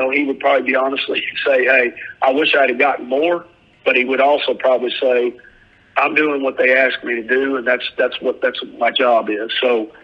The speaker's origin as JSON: {"language": "English", "region": "southwest Missouri", "country": "United States", "moved": "yes", "lives_now": "Hattiesburg, United States", "said": "I'm from over there in the southwest corner, but we're both Show Me State guys"}